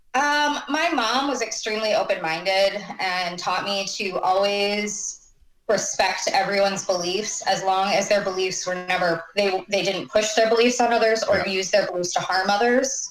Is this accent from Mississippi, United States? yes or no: no; Clarkston, Michigan, United States; moved away as an adult; also born or lived in Pontiac, Michigan / White Lake, Michigan / Washington; I was born in Pontiac, and we lived in White Lake until my brother was born, and then we um, moved ended up in Clarkston